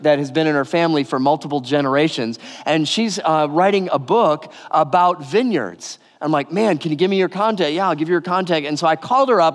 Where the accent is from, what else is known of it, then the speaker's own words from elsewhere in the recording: Detroit, Michigan, United States; moved away; also born or lived in California; I grew up outside Detroit in the suburbs